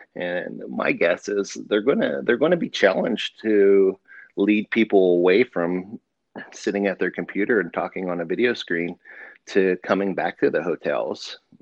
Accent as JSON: {"language": "English", "country": "United States", "tie": "born or raised there", "also_born_or_lived": "Pennsylvania / Ohio", "said": "I grew up in Pennsylvania and Ohio"}